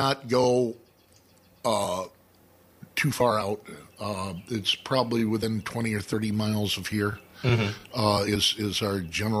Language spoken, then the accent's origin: English; Elgin, Illinois, United States; now in Saugatuck, United States; I was born and raised in Elgin, but I came down to Saugatuck about 38 years ago.